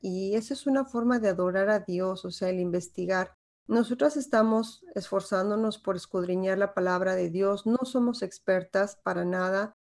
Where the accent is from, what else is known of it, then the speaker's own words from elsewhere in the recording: Mexico; Como mexicana, yo crecí en una sociedad machista